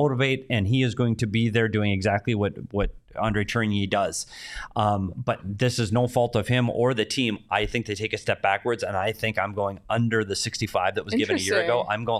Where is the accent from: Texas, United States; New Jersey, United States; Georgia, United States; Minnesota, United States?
Minnesota, United States; I know, Minnesota. I'm a Minnesota Cup. You can't see it from there. It's too far away. But I am from Minnesota.